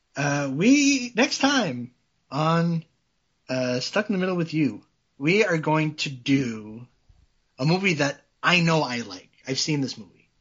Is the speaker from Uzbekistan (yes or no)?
no; Canada; I'm French, like I'm French Canadian